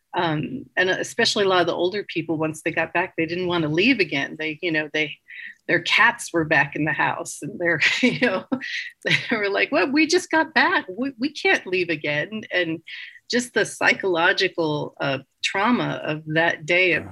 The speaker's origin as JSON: {"language": "English", "town": "Los Angeles", "region": "California", "country": "United States", "also_born_or_lived": "Greenville, California", "moved": "yes", "said": "I'm from Los Angeles originally"}